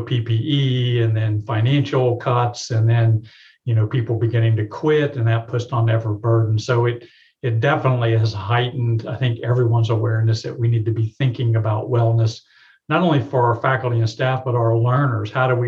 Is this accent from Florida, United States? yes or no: yes; Tampa, Florida, United States; now in Birmingham, United States; I grew up in Tampa, Florida